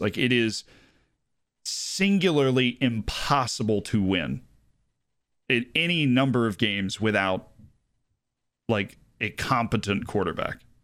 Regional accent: Tampa, Florida, United States; moved away; I am from Tampa, Florida

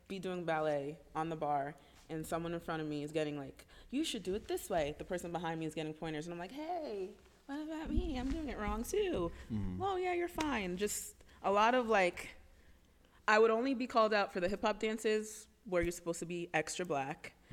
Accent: Freehold, New Jersey, United States; Freehold, New Jersey. So I'm from Jersey.

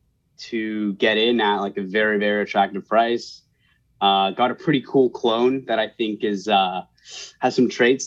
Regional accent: right outside of San Francisco, Northern California, United States; also born or lived in New York City; I was born and raised in California, NorCal, right outside of San Francisco

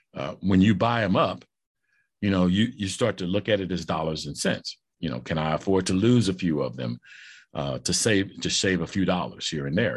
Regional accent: St. Louis, Missouri, United States; also born or lived in Kansas City; I'm, I'm from Saint Louis.

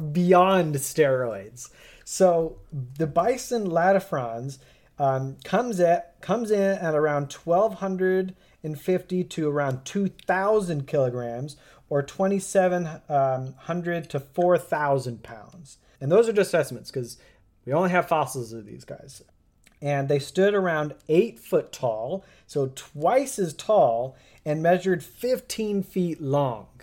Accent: United States; I'm an American

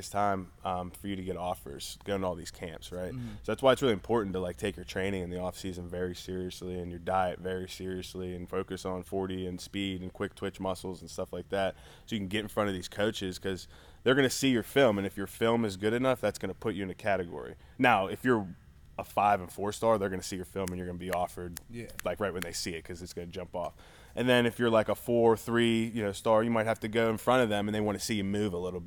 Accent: Pittsburgh, Pennsylvania, United States; I'm from Pittsburgh

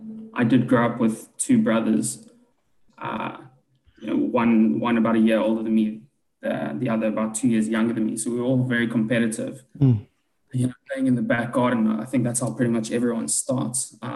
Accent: South Africa; being a South African cricket sport is a bit tough at the moment

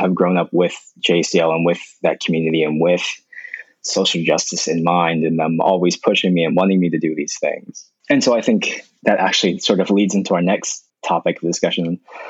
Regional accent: Arizona, United States; growing up in Arizona without a big JA community

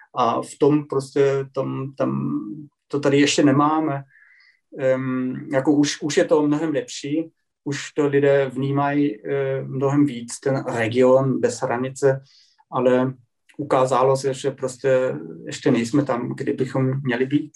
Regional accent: Germany; Czech is a second language; u nás

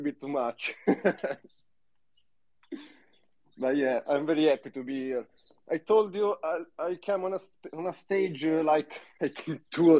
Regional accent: Italy; accent: Italian; English is a second language; my Italian accent.

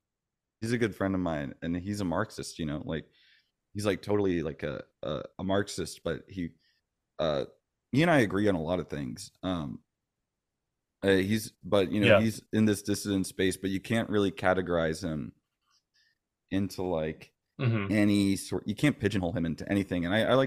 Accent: Florida, United States; also born or lived in Bay Area, United States; I'm originally from the Bay Area. {S1} Oh, wow. {S2} Gotcha. {S3} My dad was Navy. So we ended up moving around a lot. And I ended up growing up mostly in Florida

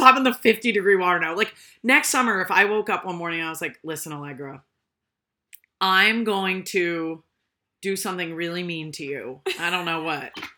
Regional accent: Rhode Island, United States; I grew up in Rhode Island

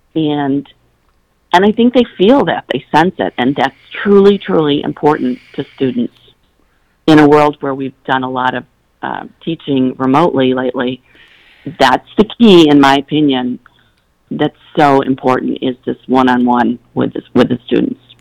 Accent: Battle Creek, Michigan, United States; growing up in Battle Creek, Michigan, as you said, it is farmland

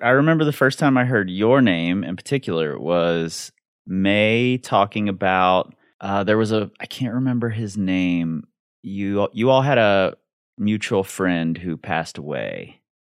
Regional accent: Cincinnati, Ohio, United States; I grew up in Cincinnati in a very, very white, very, very racist neighborhood

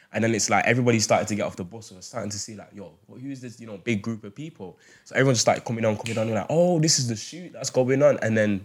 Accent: Manchester, North West England, United Kingdom; since we're all from Manchester.

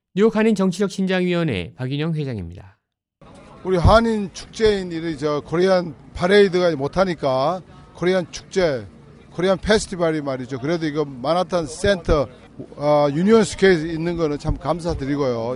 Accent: South Korea

